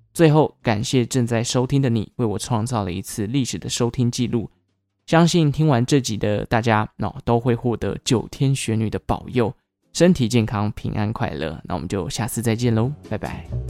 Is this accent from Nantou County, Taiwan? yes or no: no; Taichung, Taiwan; 落脚在我的故乡，也就是台中，台中的龙井区